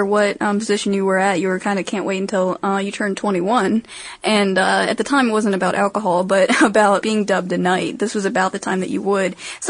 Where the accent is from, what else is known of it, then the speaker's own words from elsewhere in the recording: Maryland, United States; I'm from Maryland, in case you didn't know, and jousting is actually our official sport.